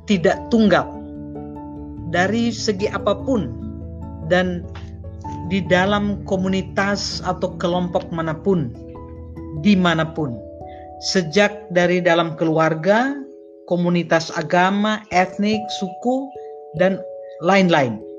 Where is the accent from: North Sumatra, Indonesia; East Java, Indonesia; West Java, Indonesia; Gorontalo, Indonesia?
Gorontalo, Indonesia; Saya lahir dan besar di Gorontalo, dulu bagian dari Sulawesi Utara ya, Provinsi Sulawesi Utara, yang mayoritas Muslim.